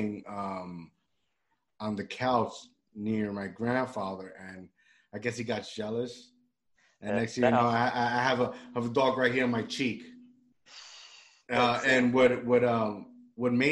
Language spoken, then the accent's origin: English; Puerto Rico; moved away; I grew up in Puerto Rico